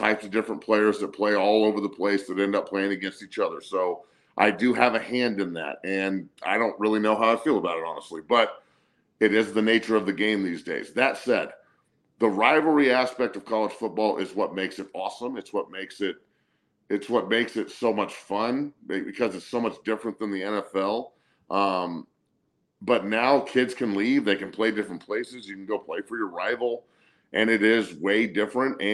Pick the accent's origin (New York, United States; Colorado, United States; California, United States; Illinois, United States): Colorado, United States; I grew up in the Big 12 era of Colorado football where my entire family's from Nebraska